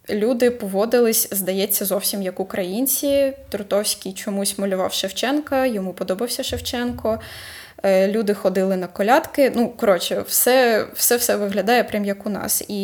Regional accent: Kharkiv, Kharkiv Oblast, Ukraine; це просто дивовижно, що ми, як харків'яни, про нього прям зовсім забули.

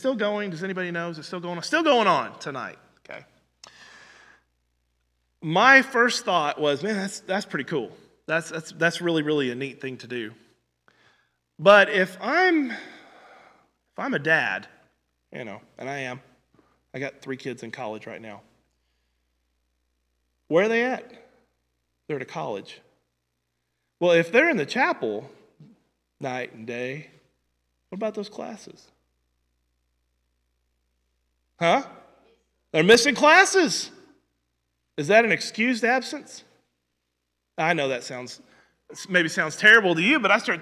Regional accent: Southwest Missouri, United States; I grew up in Southwest Missouri most of my life.

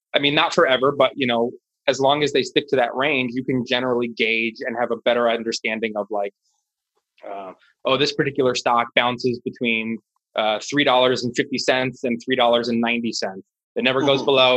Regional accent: Washington, District of Columbia, United States; I live in Washington D.C. I'm born and raised.

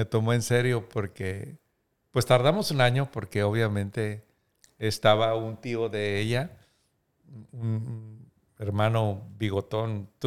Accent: Múzquiz, Coahuila, Mexico; yo soy originario de Musquis y yo quería que ella conociera

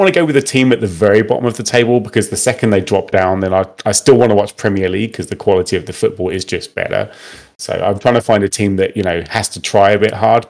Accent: Dunfermline, Scotland, United Kingdom; born there; So when I was born, I was born in Scotland in a little town called Dunfermline.

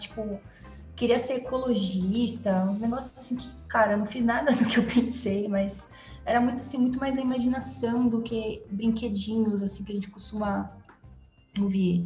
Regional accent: São Paulo, Brazil; eu nasci em São Paulo, na capital mesmo, na Zona Norte. Na verdade, pouco tempo da minha vida eu saí daqui, então praticamente eu tô sempre aqui na Zona Norte

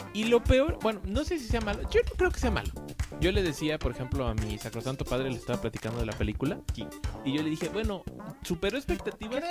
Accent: Mexico; Siendo mexicanos como somos

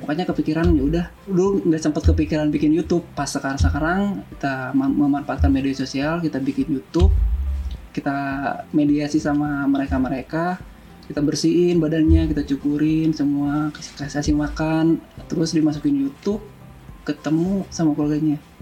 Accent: Bandung, West Java, Indonesia; born or raised there; also born or lived in Madiun, East Java

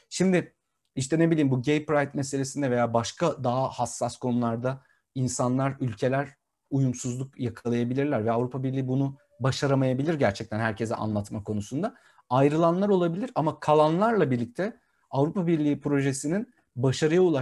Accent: Turkey; also born or lived in Brussels, Belgium; Bir Türk olarak ben bunu dedim. Sen çok iyi biliyorsun benim e, Brüksel'de yaşadığım yeri.

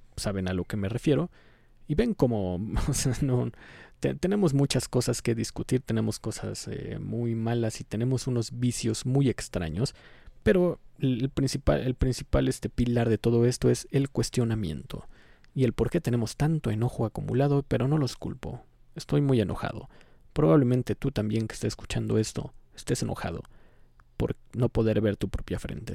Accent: Mexico

